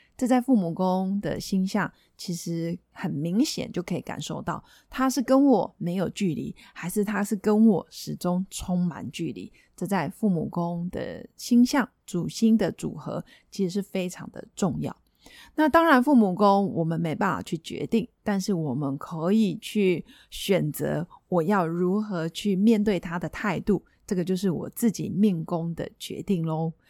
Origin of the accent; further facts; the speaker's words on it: Taiwan; 我们台湾人